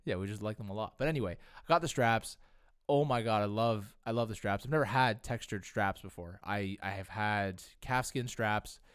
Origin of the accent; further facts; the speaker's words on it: Canada; we're also Canadian and we're content creators